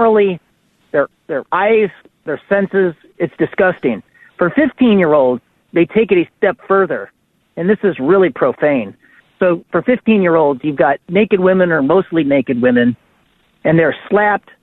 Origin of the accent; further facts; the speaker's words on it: Illinois, United States; I'm from Illinois.